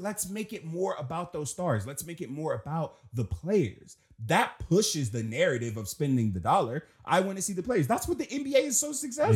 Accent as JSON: {"language": "English", "town": "Washington", "region": "District of Columbia", "country": "United States", "tie": "born or raised there", "said": "I'm from Southeast D C. So, coming in, coming up in D C"}